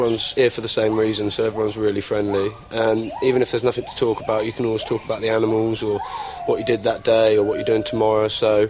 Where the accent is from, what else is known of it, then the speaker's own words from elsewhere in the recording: Surrey, South East England, United Kingdom; Yeah, I come from Surrey in London, and I came to Thailand for the gibbons and the macaques.